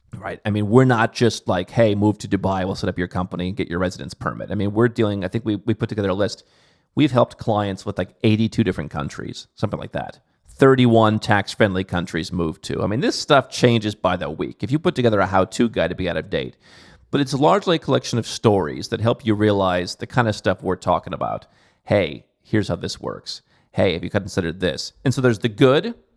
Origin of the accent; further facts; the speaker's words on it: Cleveland, Ohio, United States; moved away; I come from Cleveland